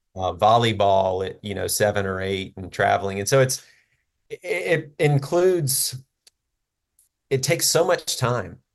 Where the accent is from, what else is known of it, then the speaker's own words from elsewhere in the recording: Jackson, Mississippi, United States; I, uh, was born and raised in Jackson, Mississippi